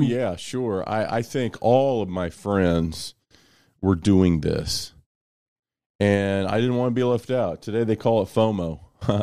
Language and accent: English; Kansas City, Missouri, United States; home growing up was, uh, South Kansas City